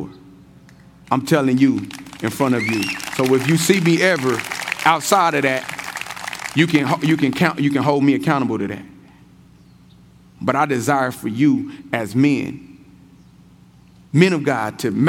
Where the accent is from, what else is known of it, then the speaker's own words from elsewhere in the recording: Kansas City, Missouri, United States; I'm born and raised in Kansas City